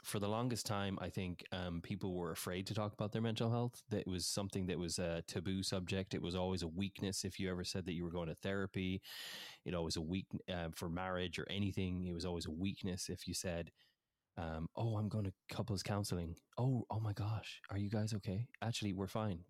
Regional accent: Ireland; moved away as an adult; also born or lived in England / United States; now in Washington, United States; I grew up in Ireland. I was born in England. We moved when I was 3 years of age over to Ireland, and I was raised there

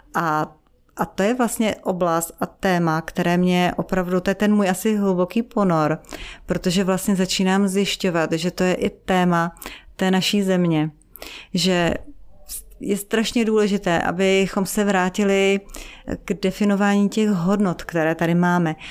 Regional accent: Czechia; also born or lived in Africa / Israel; jsem z České republiky

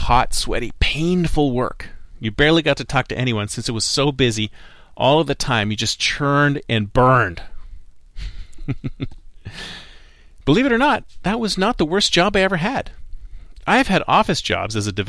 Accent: Canada; also born or lived in Toronto; now in Silicon Valley, United States; I am Canadian, you must have heard an A and an aboot every now and then

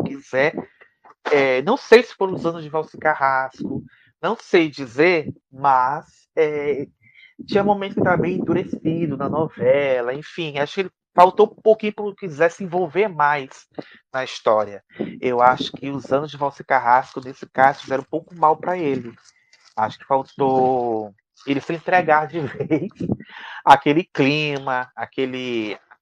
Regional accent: Northeast Region, Brazil; nós dois, né, João? Como nordestinos que somos

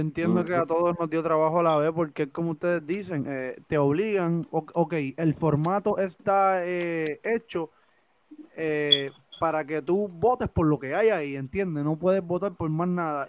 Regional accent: Guaynabo, Puerto Rico; nosotros somos de Guaynabo, nos encantan los Mets de toda la vida

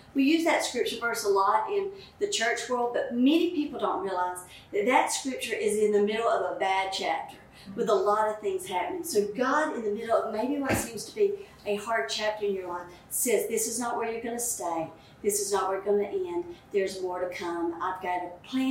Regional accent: the South, United States; accent: southern; My southern accent

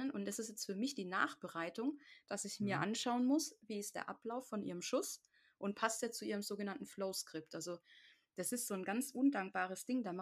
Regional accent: the Ländle, Baden-Württemberg, Germany; wie man bei uns im Ländle sagt, der Rotzbackenuffkloffe ist.

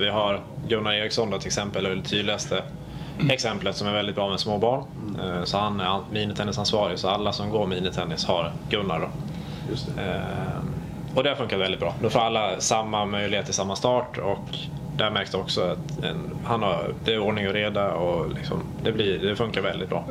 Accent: Falun, Dalarna County, Sweden; moved away as an adult; also born or lived in Stockholm; now in Växjö, Sweden; från Falun, så jag är uppväxt i Falu

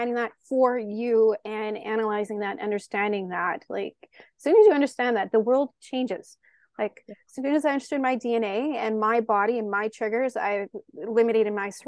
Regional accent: Canada; I'm Canadian

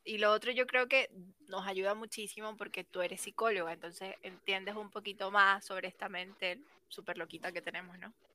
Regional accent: Venezuela; moved away as an adult; now in Chile; yo soy venezolana, pero en este momento me encuentro viviendo en Chile. Llevo ya cinco años, pero soy de Venezuela

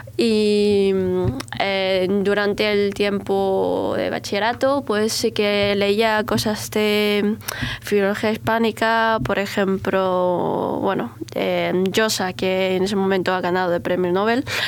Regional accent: China; Spanish is a second language; moved away as an adult; also born or lived in Beijing, China / Almería, Spain; salir de China

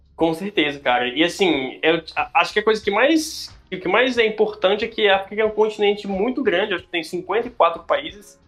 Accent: Brasília, Federal District, Brazil; moved away as an adult; also born or lived in Ceará / Goiânia; Eu sou de Brasília, original de Brasília, mas já morei no Ceará, já morei fora do país e já morei em Goiânia.

